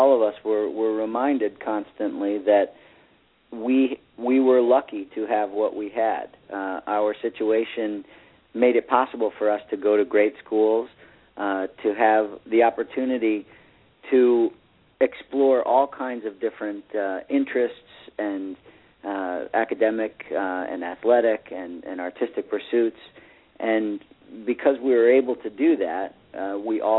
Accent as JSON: {"language": "English", "town": "Wellesley", "region": "Massachusetts", "country": "United States", "tie": "born or raised there", "said": "I was born in Wellesley, Massachusetts, right down the street from you"}